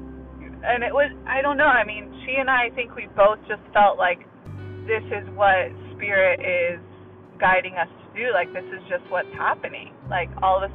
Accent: Gainesville, Florida, United States; also born or lived in Los Angeles, California / Rhode Island; I'm originally from Los Angeles, but we moved when I was little, and then we moved to Rhode Island for 1 year and then to Gainesville, Florida. So from third grade onward, I was in Gainesville, Florida

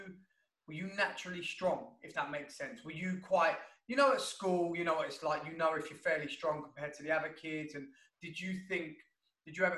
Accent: London, United Kingdom; a London boy like me

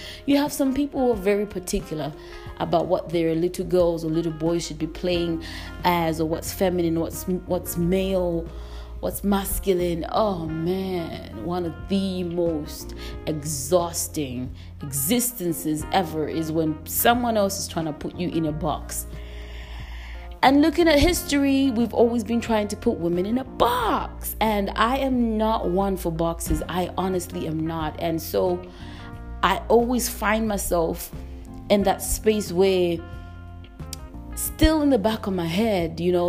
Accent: England, United Kingdom; constantly moving between all these dynamics from the places that I've grown up in. And in England, growing up in England gave me a whole other side of being free.

